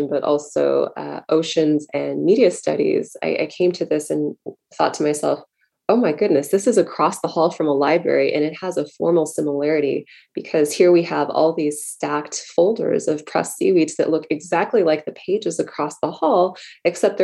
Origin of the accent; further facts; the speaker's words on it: San Diego, California, United States; as a child growing up in San Diego